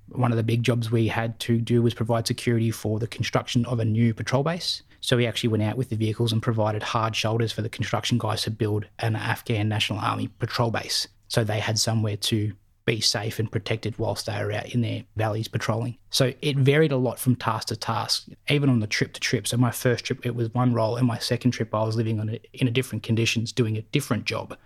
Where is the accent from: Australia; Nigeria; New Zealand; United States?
Australia; Berwick, Victoria; I grew up in Victoria in Melbourne Southeast. I went to school here in Berwick